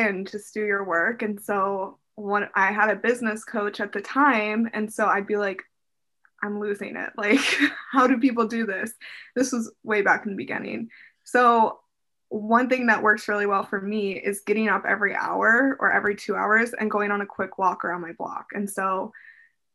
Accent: Las Vegas, Nevada, United States; moved away as an adult; now in Seattle, United States; I grew up in Vegas.

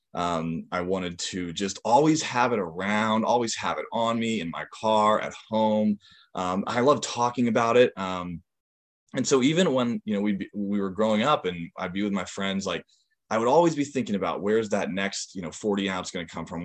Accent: Northampton, Massachusetts, United States; also born or lived in Seattle, Washington; I grew up in Western Massachusetts

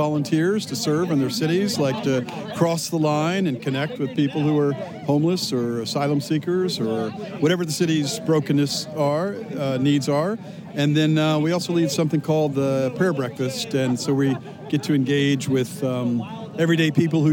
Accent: Norfolk, Virginia, United States; moved away as an adult; now in Brussels, Belgium; I'm from Norfolk, Virginia, and I live in Brussels, Belgium with my wife, Shannon. And we've been in Brussels for 17 years or so

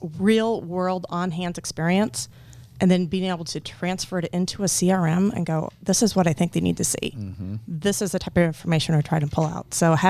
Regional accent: Ainsworth, Nebraska, United States; I'm from Ainsworth.

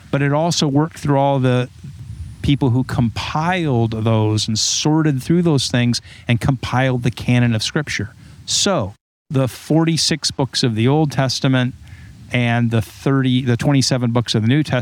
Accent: Huntington Beach, California, United States; my accent was shaped by growing up and being, you know, like a surfer in Huntington Beach, which I I right. point out to Ed.

